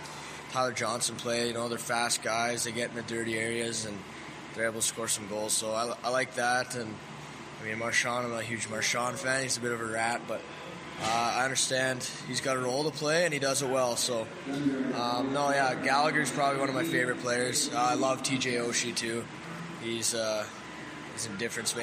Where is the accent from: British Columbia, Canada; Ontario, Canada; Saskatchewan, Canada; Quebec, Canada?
Saskatchewan, Canada; Wilcox; I'm born and raised in Wilcox.